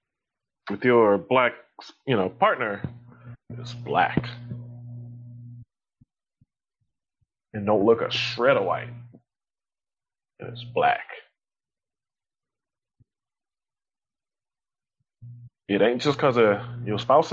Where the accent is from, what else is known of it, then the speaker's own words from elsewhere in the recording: Louisiana, United States; I grew up in Louisiana